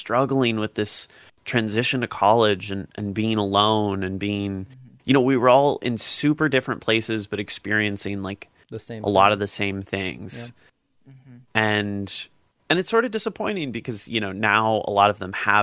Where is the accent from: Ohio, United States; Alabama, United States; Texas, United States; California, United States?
Ohio, United States; Dublin; I'm from Dublin